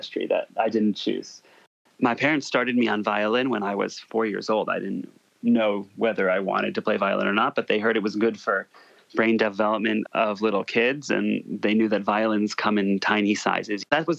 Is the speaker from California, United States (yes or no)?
no; New Haven, Connecticut, United States; I grew up in New Haven, Connecticut